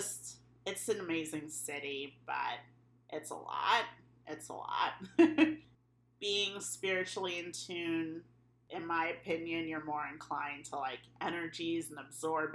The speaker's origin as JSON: {"language": "English", "area": "Long Island", "region": "New York", "country": "United States", "moved": "as an adult", "lives_now": "Queens, United States", "said": "I call myself a native New Yorker, even though I'm from Long Island"}